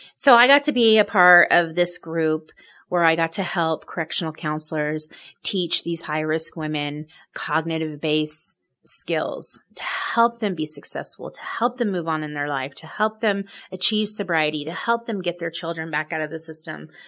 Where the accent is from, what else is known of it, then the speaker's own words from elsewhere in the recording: Oregon, United States; moved away as an adult; now in Salt Lake City, United States; I'm originally from Oregon